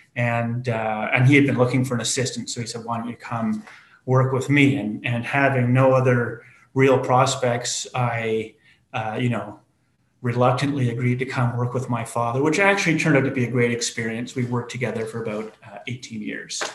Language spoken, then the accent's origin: English; Canada; being Canadian